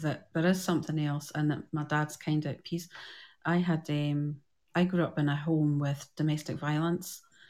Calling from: Scotland, United Kingdom

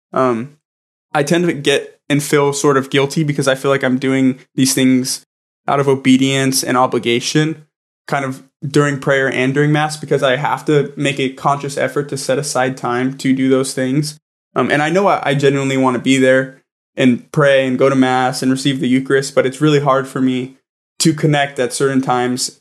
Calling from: San Diego, California, United States; I'm calling from San Diego, California. I'm currently a third year student at the University of San Diego

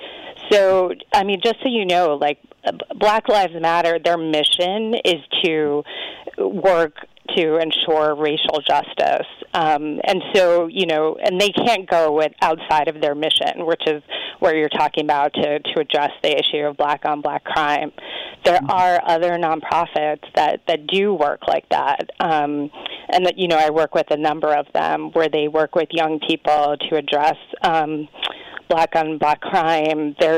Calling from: New York, United States; I'm from New York. I'm from New York.

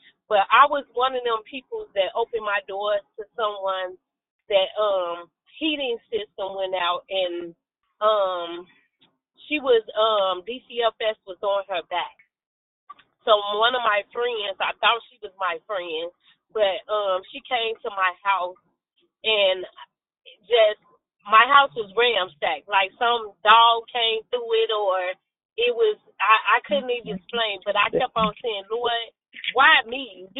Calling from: Gary, Indiana, United States; I'm calling from Gary, Indiana.

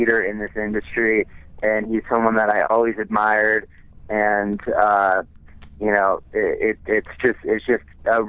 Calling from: Los Angeles, California, United States; I'm calling from West L.A.

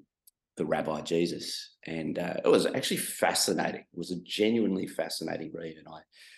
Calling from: Melbourne, Victoria, Australia; Well, we're based here in Melbourne.

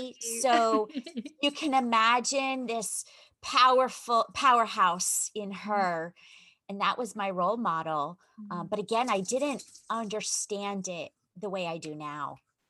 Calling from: New Jersey, United States; I am in America, in New Jersey.

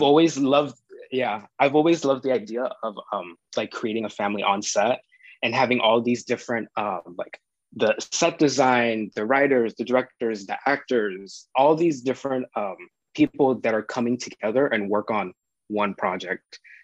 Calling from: Miami, Florida, United States; I am calling from Miami

